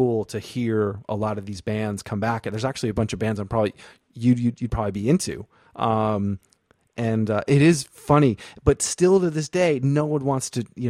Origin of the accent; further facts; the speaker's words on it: Vermont, United States; moved away as an adult; also born or lived in North Carolina; I'm from Vermont originally, but I went to school in North Carolina, and you know, it's like a Northeast kid going to the South